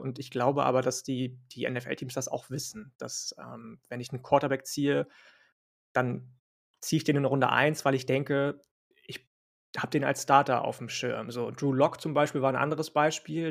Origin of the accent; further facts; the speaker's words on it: Northern Germany, Germany; ich bin ja Norddeutscher